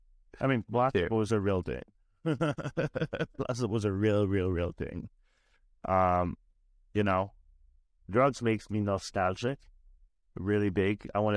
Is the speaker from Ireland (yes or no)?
yes; Ireland; now in Canada; Like, I'm from Ireland. I just spent the last 3 months of my life in Ireland